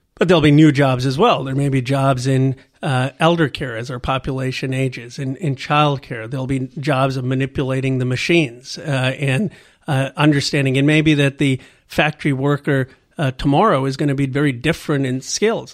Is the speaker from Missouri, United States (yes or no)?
no; Bucks County, Pennsylvania, United States; also born or lived in Philadelphia; now in California, United States; I grew up in, uh, in Bucks County, Pennsylvania